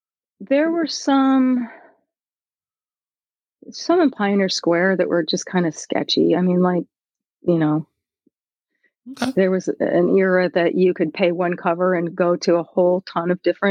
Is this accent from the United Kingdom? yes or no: no; Seattle, Washington, United States; I did. Born and raised in View Ridge.